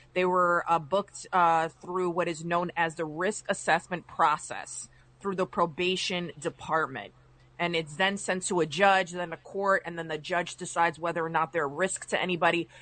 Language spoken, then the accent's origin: English; Westchester, New York, United States; I'm from Westchester